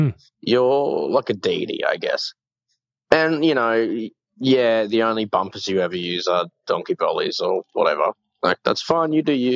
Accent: Canada; Like I said, I'm very Canadian.

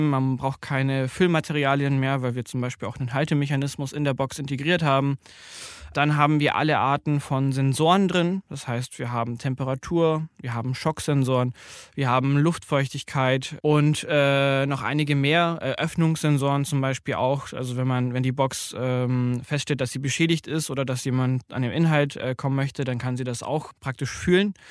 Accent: Bavaria, Germany; ich komme äh, ursprünglich aus Bayern

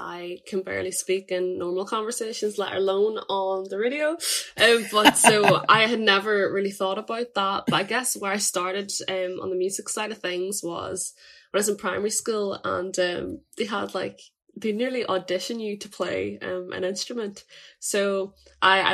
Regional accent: Draperstown, Northern Ireland, United Kingdom; I'm from Draperstown, which is a small country town, near Marfelts

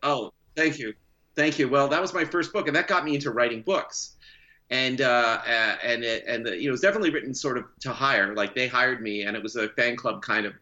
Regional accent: Canada; also born or lived in California, United States; now in Oakland, United States; I am a Canadian uh, dual citizen. I am. I'll never not be Canadian.

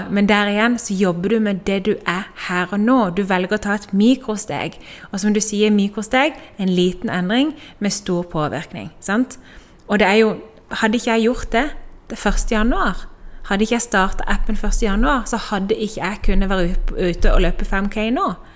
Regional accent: Norway; moved away as an adult; now in Spain; Det jeg holdt på med hjemme i Norge

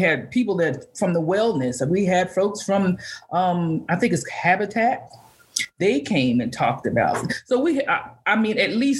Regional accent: Valdosta, Georgia, United States; I come from Valdosta, Georgia. I had worked 6 or 7 years there.

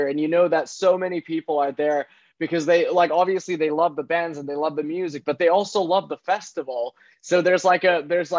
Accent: Central Finland, Finland; my hometown in central Finland

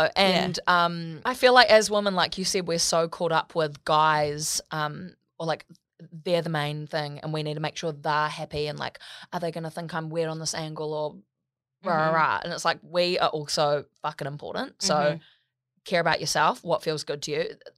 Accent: New Zealand; In New Zealand, we say mall.

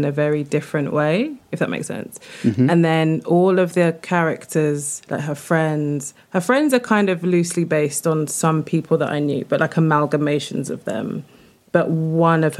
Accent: London, United Kingdom; I grew up in Streatham, which is, I don't think, ever going to turn, but I loved it

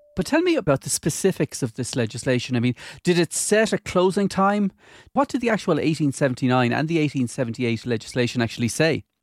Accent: Galway, Connacht, Ireland; I grew up in Galway

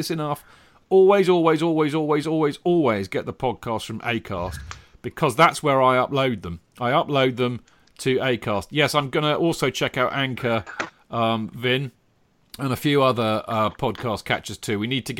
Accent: London, United Kingdom; One, maybe it's because I'm a Londoner.

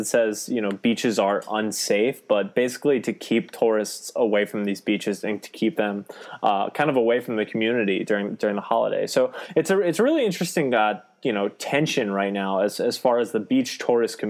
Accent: Delaware, United States; calling you from suburban Delaware, where I grew up. I'm one of the few Delawareans.

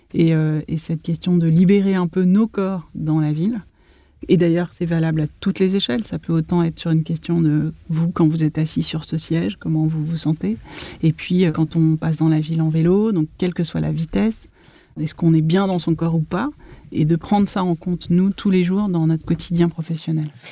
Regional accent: Paris, Île-de-France, France; J'ai grandi entre Paris, 20e arrondissement, près des Buttes-Chaumont, et la ville nouvelle

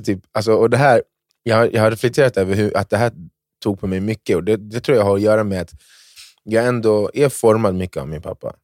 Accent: Ghana; jag är från Ghana

